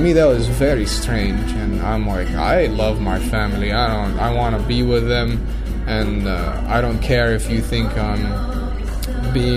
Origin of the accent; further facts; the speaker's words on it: Saudi Arabia; moved away as an adult; as a young man growing up in Saudi